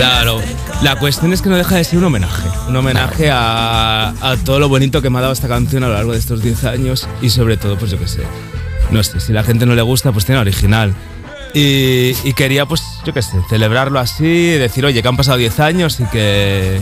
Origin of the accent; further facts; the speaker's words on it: Barcelona, Catalonia, Spain; moved away as an adult; also born or lived in Mallorca; yo soy de Barcelona y me estaba pues mudando de Barcelona a Mallorca.